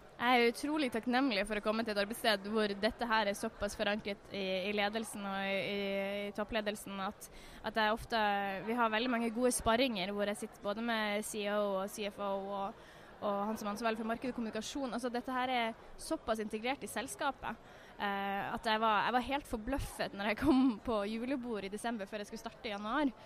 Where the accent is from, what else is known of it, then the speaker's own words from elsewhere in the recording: Northern Norway, Norway; jeg er jo fra Nord-Norge